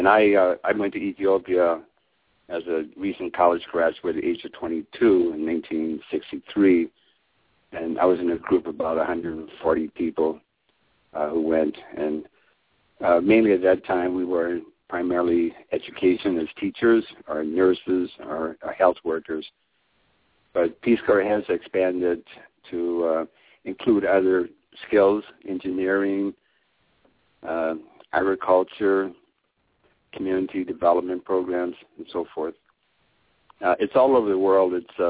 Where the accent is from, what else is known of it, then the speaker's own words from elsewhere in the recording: Seattle, Washington, United States; moved away; I grew up in Seattle.